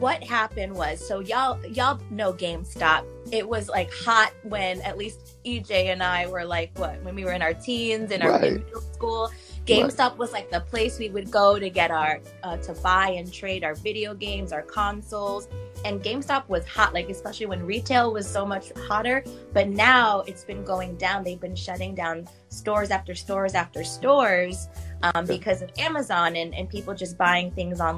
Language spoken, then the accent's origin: English; New York, United States; I'm from New York. I'm in New York right now.